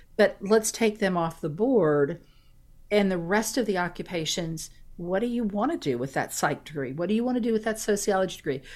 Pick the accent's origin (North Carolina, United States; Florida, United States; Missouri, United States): Florida, United States; St. Petersburg; I was born and raised in Saint Petersburg, which is in the central part of the state